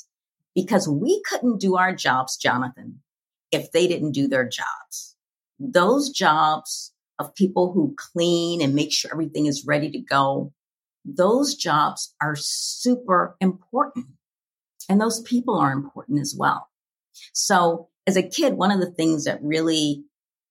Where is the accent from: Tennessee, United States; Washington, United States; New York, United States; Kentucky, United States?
Kentucky, United States; Louisville; a little Black girl growing up in Louisville, Kentucky